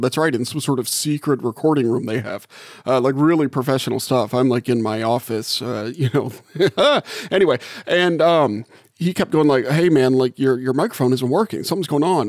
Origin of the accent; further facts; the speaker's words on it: Gulf South, United States; moved away as an adult; now in South Bend, United States; I grew up in the Gulf South and, and just moved here